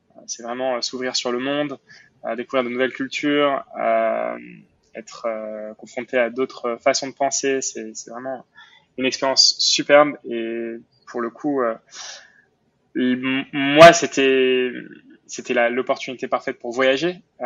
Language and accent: French; Montreal, Quebec, Canada; also born or lived in Paris, France; j'ai déménagé à Montréal quand j'avais quand j'avais 8 ans, euh, donc Montréal au Canada